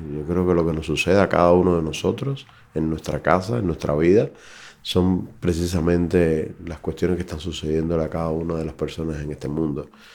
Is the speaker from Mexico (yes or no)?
no; Cuba; moved away as an adult; sabiendo que soy cubano